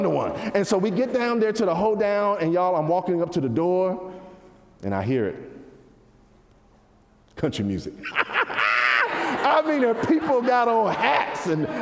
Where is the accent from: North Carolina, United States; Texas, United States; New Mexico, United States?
North Carolina, United States; moved away; I grew up in North Carolina